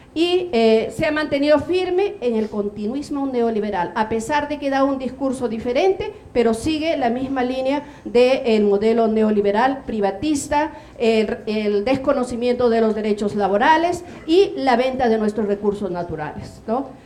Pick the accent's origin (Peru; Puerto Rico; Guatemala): Peru; somos peruanas